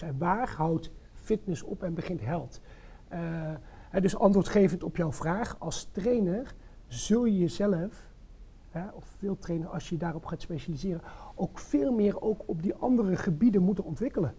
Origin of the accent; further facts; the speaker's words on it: North Brabant, Netherlands; moved away as an adult; now in Zwolle, Netherlands; geboren en getogen in Brabant, inmiddels 22 jaar woonachtig in Zwolle.